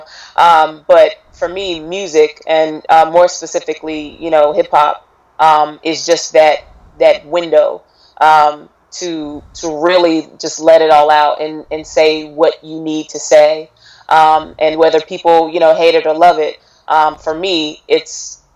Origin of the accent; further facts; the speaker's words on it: Raleigh, North Carolina, United States; I'm from Raleigh, North Carolina